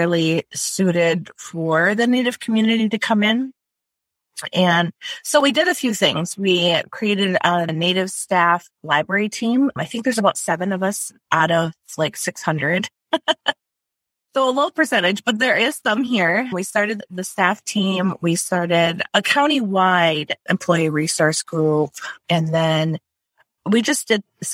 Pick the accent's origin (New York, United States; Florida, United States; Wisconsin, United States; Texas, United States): Wisconsin, United States; moved away as an adult; also born or lived in Menominee Reservation; now in Twin Cities, United States; I grew up in Wisconsin